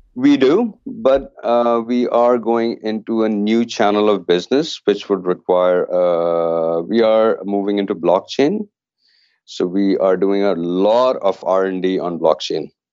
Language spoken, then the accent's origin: English; Canada; being Canadian